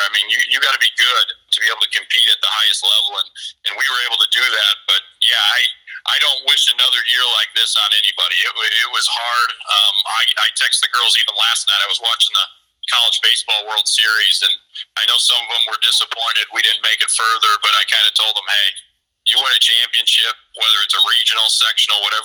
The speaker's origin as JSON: {"language": "English", "town": "Seneca", "country": "United States", "tie": "born or raised there", "said": "I'm originally from Seneca. I'm a Seneca grad"}